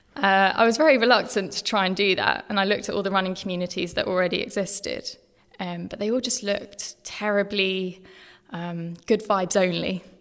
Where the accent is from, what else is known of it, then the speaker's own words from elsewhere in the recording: Brighton, South East England, United Kingdom; moved away as an adult; also born or lived in Eastbourne; now in London, United Kingdom; I grew up in Sussex, grew up in Brighton, um, and then Eastbourne